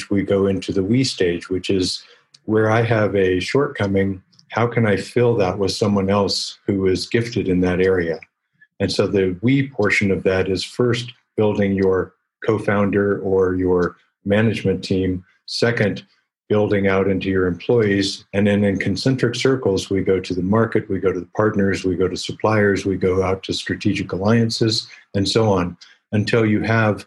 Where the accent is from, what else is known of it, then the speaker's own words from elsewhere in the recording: Colorado, United States; also born or lived in Silicon Valley; I ended up with 7 startup companies in my home state of Colorado